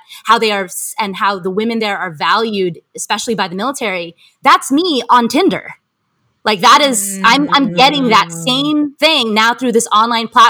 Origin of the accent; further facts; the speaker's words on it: United States; a Filipina American born in the U.S.